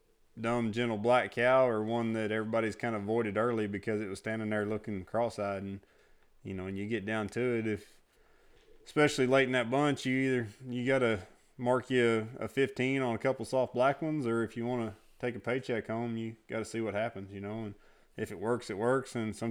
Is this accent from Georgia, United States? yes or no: no; Indiana, United States; born or raised there; now in Texas, United States